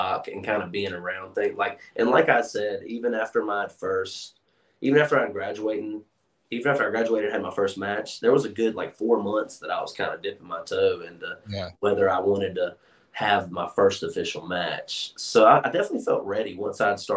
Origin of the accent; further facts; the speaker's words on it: Charlotte, North Carolina, United States; I'm from Charlotte